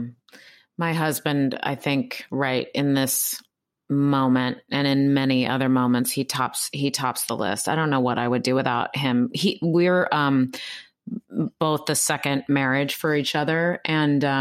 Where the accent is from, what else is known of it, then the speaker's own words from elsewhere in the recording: West Coast, United States; now in New York, United States; I grew up on the West Coast.